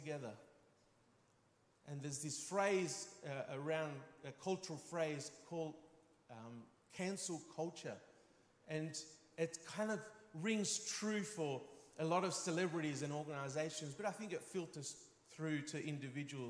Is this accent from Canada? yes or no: no; Spain; growing up in Spain, being a very physical culture